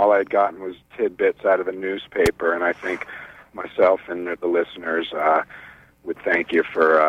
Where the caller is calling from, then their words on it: Bar Harbor, Maine, United States; I'm calling from Bar Harbor, Maine.